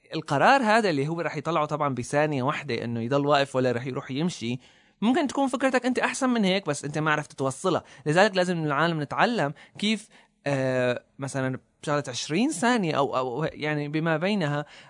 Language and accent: Arabic; Syria; نحن عندنا بسوريا